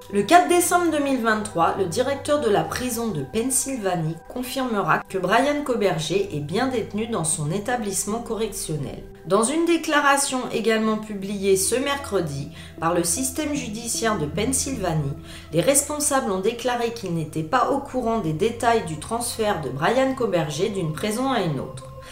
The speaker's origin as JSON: {"language": "French", "country": "France", "said": "je suis française"}